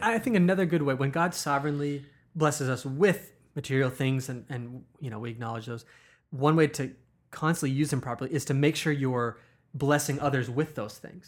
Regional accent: United States; as American Christians

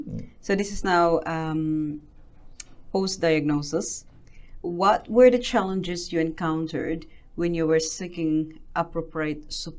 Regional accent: Philippines; now in New Zealand; being a Filipino and having autism, because where I come from

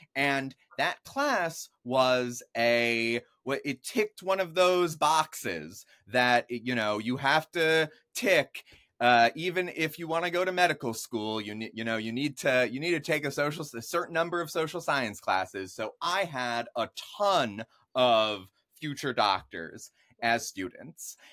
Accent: Jupiter, Florida, United States; also born or lived in New York; when I'm four years old, we moved to South Florida. I grew up in Palm Beach County in a place called Jupiter

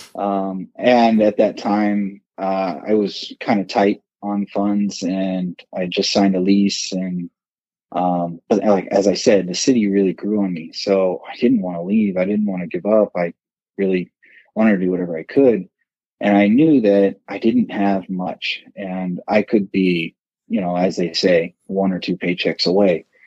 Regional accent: Southern California, United States; moved away as an adult; also born or lived in Arcadia, California; now in Reno, United States; I actually grew up in Southern California

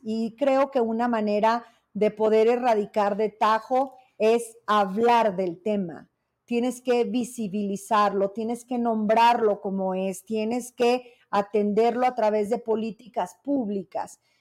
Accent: Zacatecas, Mexico; yo soy una mujer zacatecana conservadora

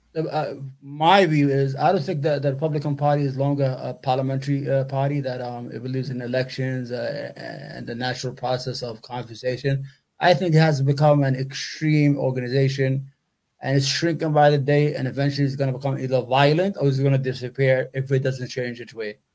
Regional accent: New York City, New York, United States; also born or lived in Yemen; I'm from New York, grew up in New York, still live in New York, love New York

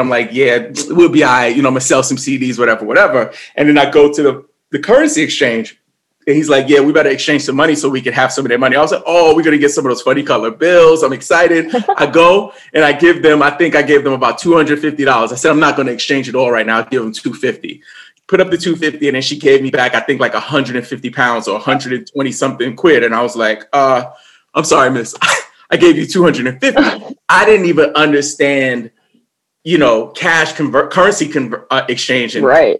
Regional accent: New York, United States; I grew up in New York in the late 80s, early 90s

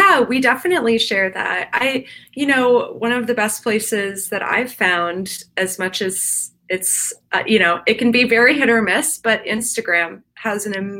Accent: East Coast, United States; But I grew up on the East Coast, and a lot of the places that I grew up in, the predominant discipline of riding was English and specifically show jumping.

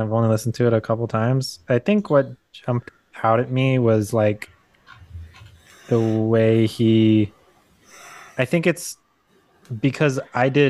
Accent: California, United States; moved away; also born or lived in Utah; I grew up in California and it's always like warm

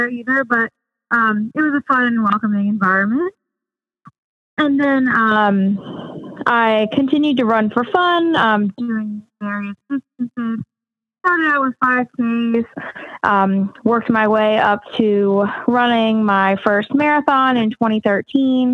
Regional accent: Hampstead, Maryland, United States; now in Salisbury, United States; I grew up in Hampstead

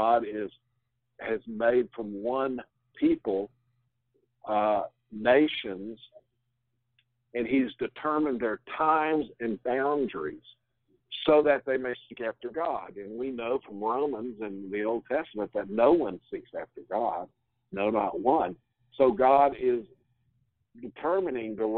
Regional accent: United States; as an American

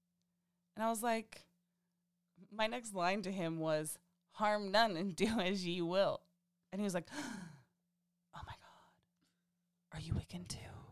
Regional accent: Midwest, United States; we're from the Midwest

